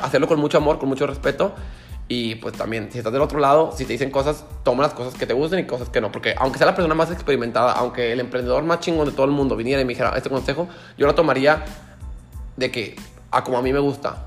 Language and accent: Spanish; Mexico; llegué al aeropuerto de México